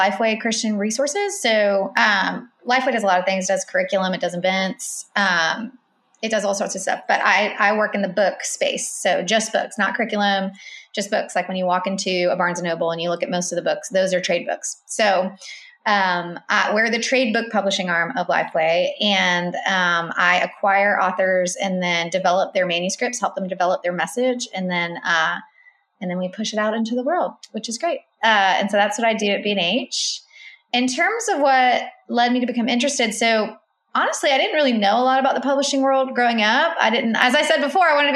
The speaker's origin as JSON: {"language": "English", "town": "Irmo", "region": "South Carolina", "country": "United States", "tie": "born or raised there", "said": "I grew up in South Carolina, Columbia. Really, it's a small town called Irmo"}